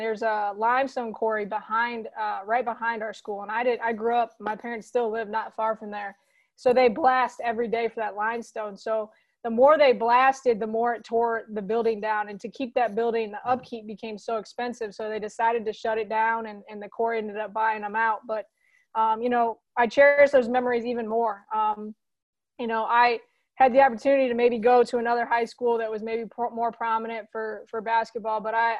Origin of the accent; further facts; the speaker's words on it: Fort Wayne, Indiana, United States; Well, I'm from Fort Wayne, and most of the sports that we follow in Fort Wayne are Chicago sports. So I kind of grew up a Bulls fan. I really didn't become a Pacers fan until I lived in Indianapolis playing at Butler.